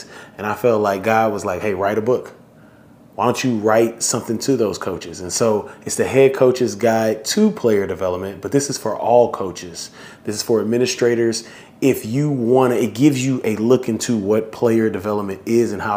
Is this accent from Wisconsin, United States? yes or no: no; Houston, Texas, United States; my hometown, Houston, Texas.